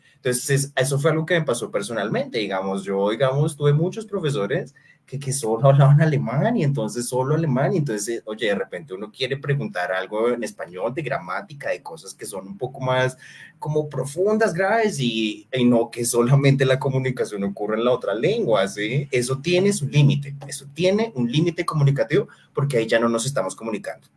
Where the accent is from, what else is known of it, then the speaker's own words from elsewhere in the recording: Colombia; nosotros como sociedad colombiana